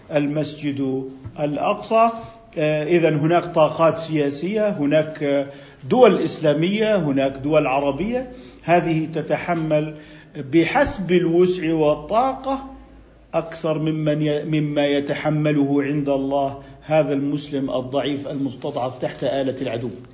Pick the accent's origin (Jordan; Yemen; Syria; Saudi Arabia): Jordan; عندنا في الأردن